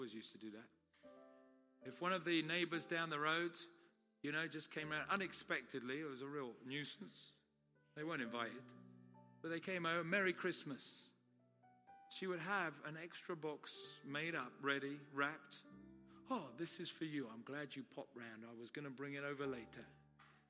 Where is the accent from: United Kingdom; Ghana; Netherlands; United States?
United Kingdom; I'm Brit.